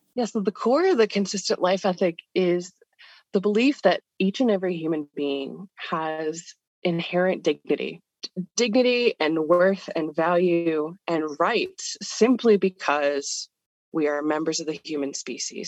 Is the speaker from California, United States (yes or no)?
yes; California, United States; moved away as an adult; now in Pittsburgh, United States; I was born and raised in California